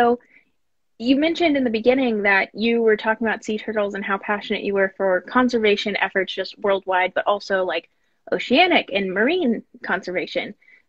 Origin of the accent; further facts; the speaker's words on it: El Dorado, Kansas, United States; also born or lived in Wichita, Kansas; Sedgwick County, it's where my hometown is. I'm from El Dorado and Wichita.